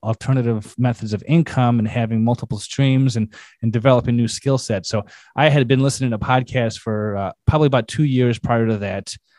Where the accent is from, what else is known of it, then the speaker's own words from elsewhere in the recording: Chicago, Illinois, United States; I'm from Chicago, and so there's a lot of crime history in my neck of the woods